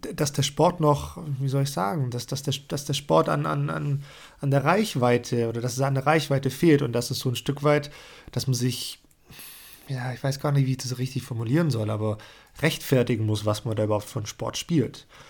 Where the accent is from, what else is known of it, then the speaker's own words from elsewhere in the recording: Germany; bei uns in Deutschland